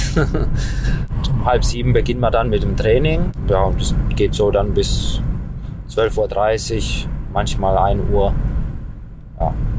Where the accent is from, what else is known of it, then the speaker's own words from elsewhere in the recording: Rastatt, Baden-Württemberg, Germany; also born or lived in Romania; Also ich war anderthalb Jahre, als wir nach Deutschland gekommen sind.